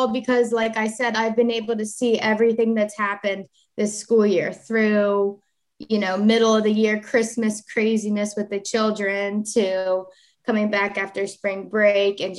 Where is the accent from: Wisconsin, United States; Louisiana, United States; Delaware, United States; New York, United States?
Delaware, United States; Sussex County; I'm Sussex County born and raised, and I love it here